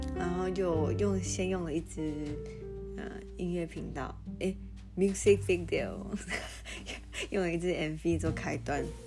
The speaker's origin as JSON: {"language": "Chinese", "country": "Taiwan", "said": "我们台湾人"}